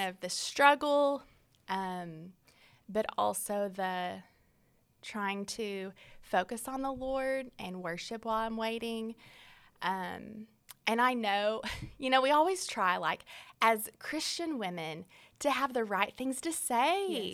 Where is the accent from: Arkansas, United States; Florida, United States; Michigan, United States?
Arkansas, United States; Fort Smith; I am from Fort Smith, Arkansas, born and raised there